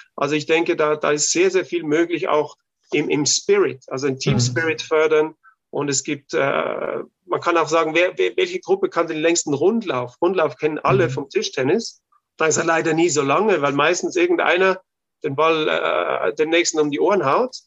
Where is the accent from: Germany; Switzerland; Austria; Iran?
Austria; bei uns in Österreich